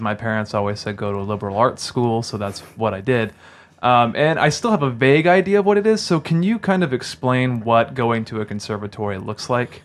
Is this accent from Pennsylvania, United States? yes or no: no; North Texas, United States; I was actually born and raised in North Texas